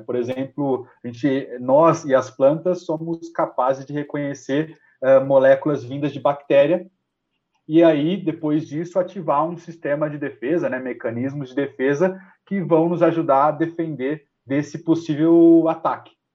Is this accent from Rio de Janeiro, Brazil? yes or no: no; São José do Rio Preto, São Paulo, Brazil; eu sou paulista, né? Eu sou natural de São José do Rio Preto